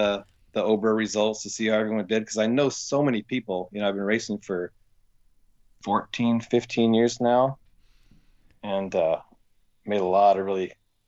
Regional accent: Port Townsend, Washington, United States; Port Townsend.

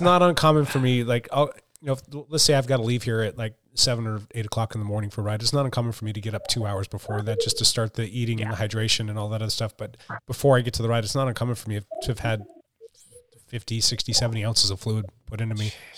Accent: Pacific Northwest, United States; we're from the West Coast, we're in the Pacific Northwest

